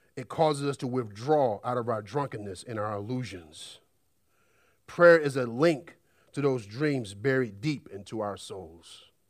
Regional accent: United States; we're an American society

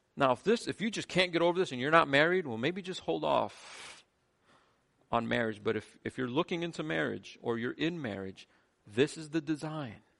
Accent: United States; I'm as American as anyone in here

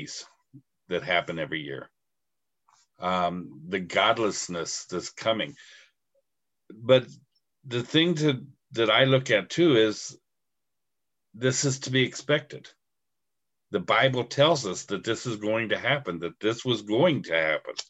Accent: United States; I'm proud to be an American. I'm proud to be living in this country right now.

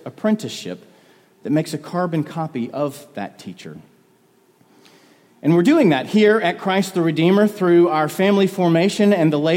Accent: North Carolina, United States; people that I grew up in North Carolina

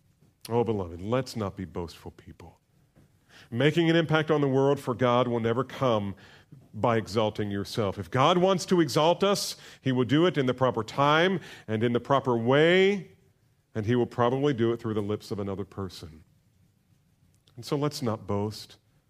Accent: New Jersey, United States; And I grew up in New Jersey, so we'd spend a lot of time at the beach, the Jersey Shore.

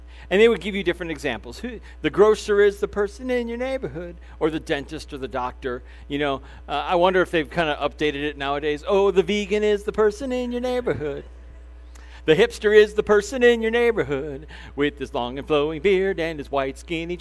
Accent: Crown Point, Indiana, United States; When I was growing up here in Northwest Indiana, I grew up in Crown Point

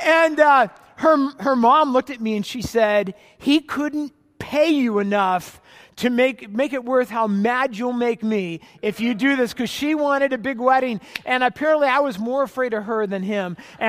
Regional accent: California, United States; I was from Orange County, California, and she's actually from Portland, Oregon, and I moved up right after graduation to Portland to go to seminary

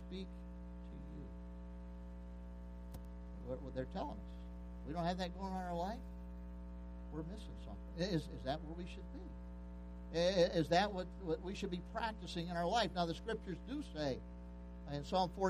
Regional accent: Pennsylvania, United States; moved away; I was raised in Pennsylvania.

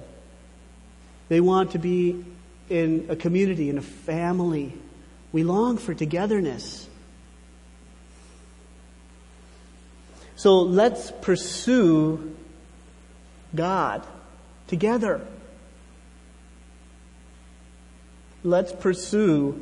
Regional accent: United States

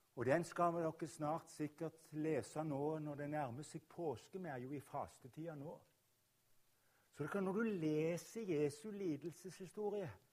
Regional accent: Rogaland, Norway; also born or lived in Oslo; jeg kommer fra Rogaland

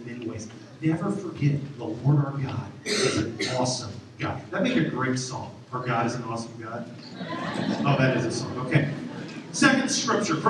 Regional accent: Champaign, Illinois, United States; now in Clinton, United States; Growing up in Champaign, I grew up on the southwest side, the corner of Mattis and Windsor

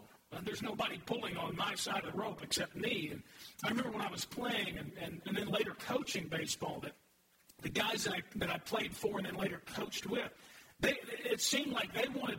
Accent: United States; I'm an American. God simply blessed me with the opportunity to grow up in this country

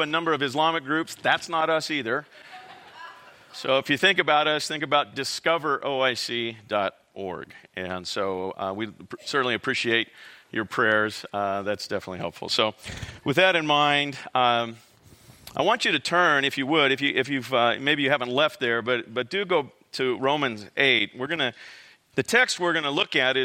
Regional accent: Visalia, California, United States; also born or lived in Corcoran, California / Fresno, California; I grew up in Central California, Tulare, Visalia.

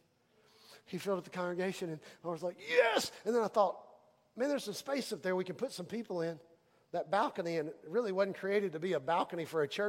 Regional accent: Houston, Texas, United States; now in Lumberton, United States; I grew up in Houston

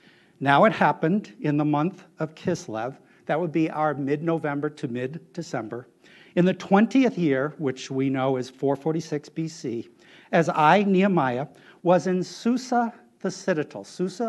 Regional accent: Chicago, Illinois, United States; moved away; since New York did so badly, I grew up in the Midwest in Chicago.

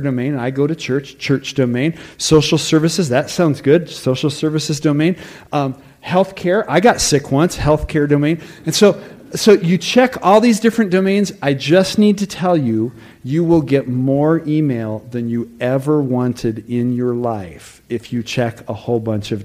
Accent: Tucson, Arizona, United States; having been born and growing up in Tucson

